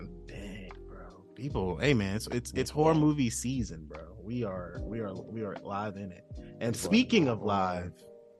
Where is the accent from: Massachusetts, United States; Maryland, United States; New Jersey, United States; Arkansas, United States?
Maryland, United States; now in Orlando, United States; I'm from Maryland.